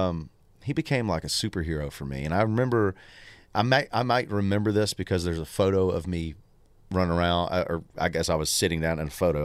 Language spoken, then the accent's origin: English; Tullahoma, Tennessee, United States; born or raised there; moved away